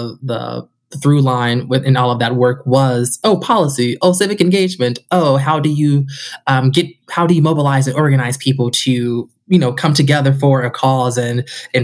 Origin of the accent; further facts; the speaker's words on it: Chicago, Illinois, United States; also born or lived in Denison University, Ohio; now in Cleveland, United States; I'm originally from Chicago